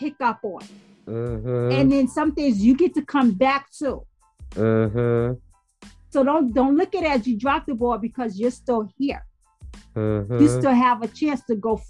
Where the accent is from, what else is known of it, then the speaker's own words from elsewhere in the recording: Louisiana, United States; moved away; also born or lived in Bronx, New York / North Carolina; I was raised in the South